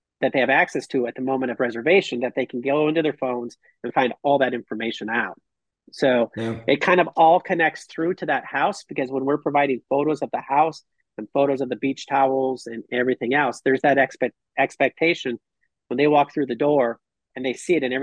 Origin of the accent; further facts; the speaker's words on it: Minnesota, United States; now in Costa Rica; I'm from Minnesota